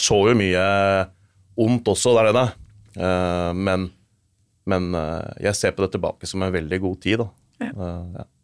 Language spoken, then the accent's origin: Norwegian; Asker, Akershus, Norway; jeg er født og oppvokst i Asker